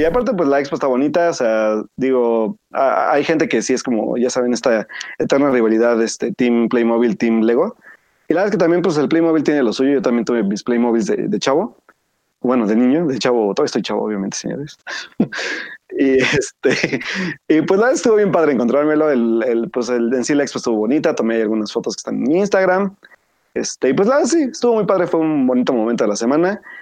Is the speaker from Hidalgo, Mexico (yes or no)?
yes; Pachuca, Hidalgo, Mexico; moved away; volver a mi terruño este fin de semana a la ciudad de Pachuca Hidalgo